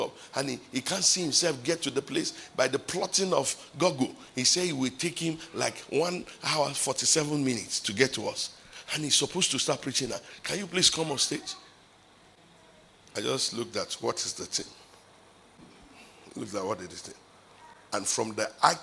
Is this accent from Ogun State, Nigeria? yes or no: no; Ibadan, Oyo, Nigeria; from Ibadan